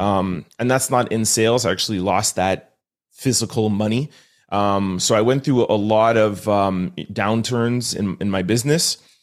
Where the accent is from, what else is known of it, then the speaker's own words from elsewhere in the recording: Montreal, Quebec, Canada; I'm born and raised in Montreal